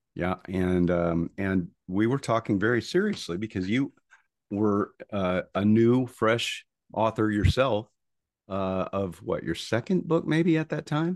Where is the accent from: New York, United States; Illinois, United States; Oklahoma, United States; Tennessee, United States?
Oklahoma, United States; Tulsa; moved away as an adult; also born or lived in Houston; I grew up in Tulsa, Oklahoma